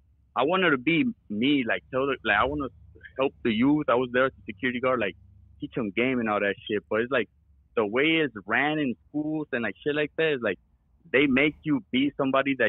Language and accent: English; Chicago, Illinois, United States; I grew up in Chicago